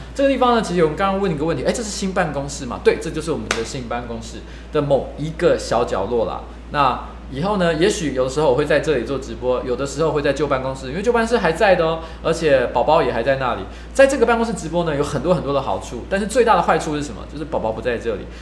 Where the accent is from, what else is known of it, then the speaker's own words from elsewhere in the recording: Taiwan; 我们台湾人的一个竞争的优势